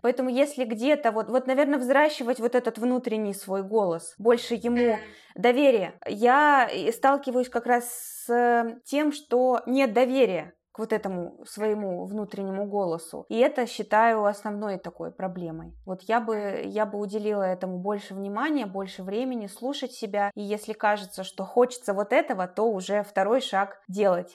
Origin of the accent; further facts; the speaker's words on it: Chelyabinsk, Chelyabinsk Oblast, Russia; moved away; Челябинск, откуда я родом